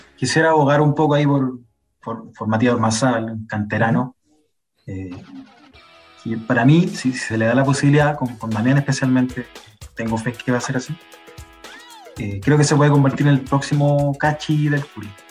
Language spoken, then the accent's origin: Spanish; Curicó, Maule, Chile; now in Santiago Metropolitan Region, Chile; me fui alejando más de Curicó en realidad, de la ciudad